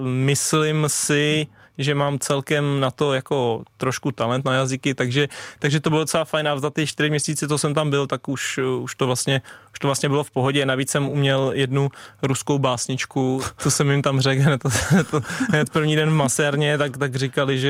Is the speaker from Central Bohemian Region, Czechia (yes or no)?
yes; Tuchlovice, Central Bohemian Region, Czechia; já jsem vlastně hrával jako malej za Stochov, protože u nás v Tuchlovicích ještě nebyly takovýhle prckové